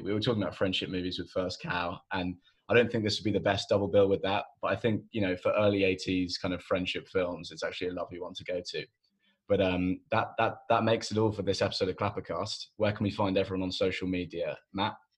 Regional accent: England, United Kingdom; as an Englishman

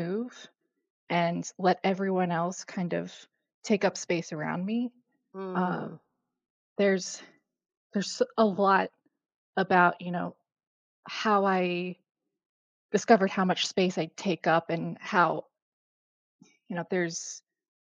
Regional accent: Richmond, Virginia, United States; moved away as an adult; now in Boston, United States; I grew up in Richmond, Virginia, I came up here for graduate school

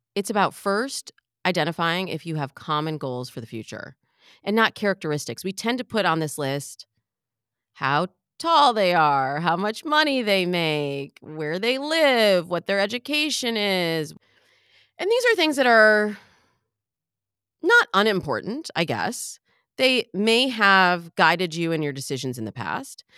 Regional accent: Michigan, United States; I'm from Michigan, so I always, I have to really think about the word mirror, mirror. Am I saying that right? Mirror? Because we say mirror

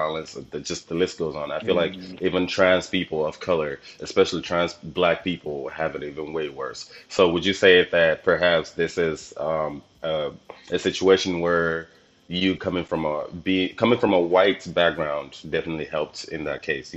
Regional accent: Nigeria; I'm Nigerian

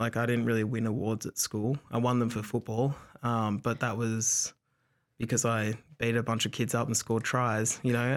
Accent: Dapto, New South Wales, Australia; also born or lived in Wagga Wagga; my family are from Wagga. I grew up in Dapto

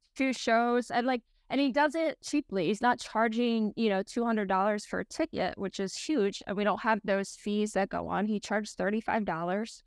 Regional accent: Pennsylvania, United States; now in Los Angeles, United States; I was at home in Pennsylvania

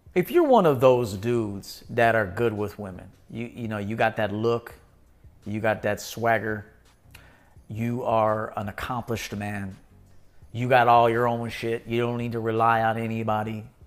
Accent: Chicago, Illinois, United States; I'm from Chicago

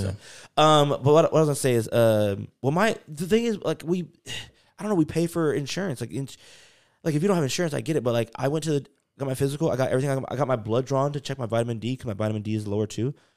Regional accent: North Carolina, United States; I grew up in, like, North Carolina

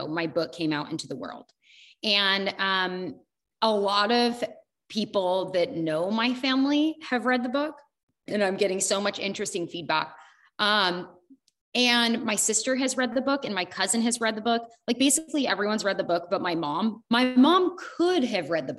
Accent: United States; I lived in like small town USA

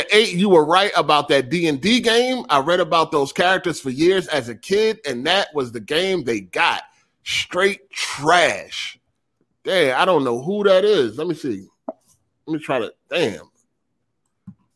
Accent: Philadelphia, Pennsylvania, United States; I am from the Philadelphia area

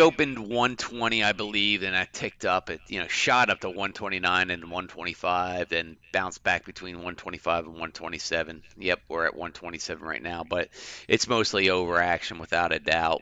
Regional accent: Philadelphia, Pennsylvania, United States; I'm from Philly

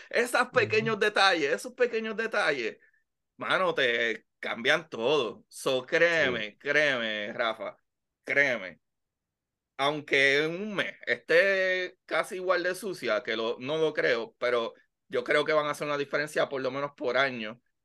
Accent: Bayamón, Puerto Rico; Yo soy de Bayamón, pero la octava sección de Bayamón que es al lado de Pradera y yo estudié en la Emilio Milán, la Basilio y me gradué de la Pedro Albizu

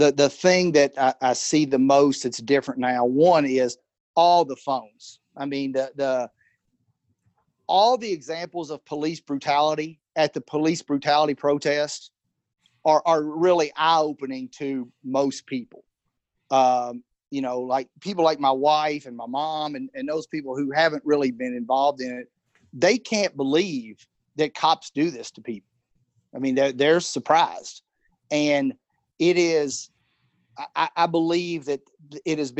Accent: Edmonton, Kentucky, United States; I'm from Edmonton. You know, I had a few black friends, but there weren't many black people that I grew up

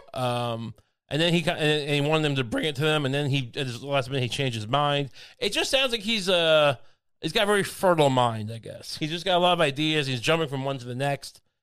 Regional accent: United States; I'm just an American.

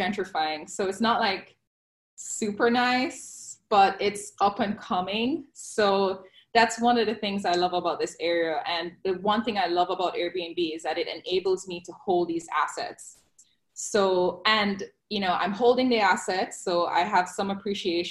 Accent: Jamaica; now in Fort Lauderdale, United States; I am originally from Jamaica

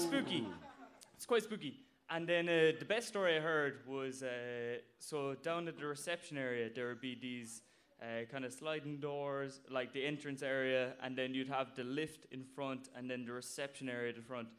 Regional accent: Blarney, Munster, Ireland; I'm from Cork and uh, from Blarney

